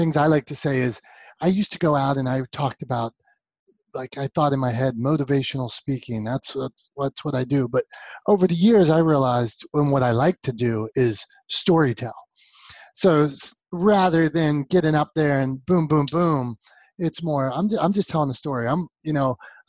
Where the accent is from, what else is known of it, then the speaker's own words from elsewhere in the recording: Pittsburgh, Pennsylvania, United States; I am from Pittsburgh, Pennsylvania, the city of champions.